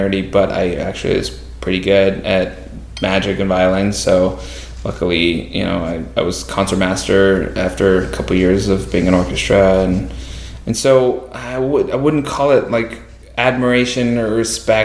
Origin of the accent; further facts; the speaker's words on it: Marin County, California, United States; moved away as an adult; also born or lived in Indiana; now in Los Angeles, United States; growing up in Marin County, it's like doctors and lawyers